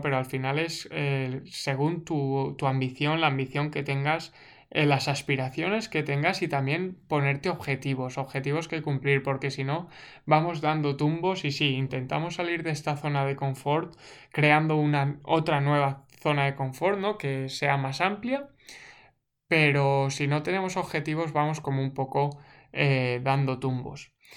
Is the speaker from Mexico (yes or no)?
no; Segorbe, Valencian Community, Spain; moved away as an adult; now in Canada; ahora yo he salido de Segorbe, que era mi pueblo, y estoy en Canadá